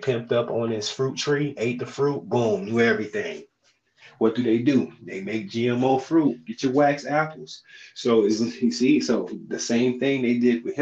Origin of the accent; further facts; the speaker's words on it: St. Petersburg, Florida, United States; from St. Pete